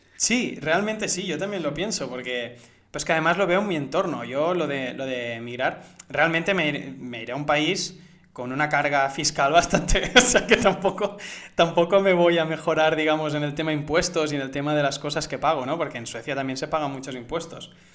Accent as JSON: {"language": "Spanish", "country": "Spain", "also_born_or_lived": "Barcelona", "said": "yo soy español"}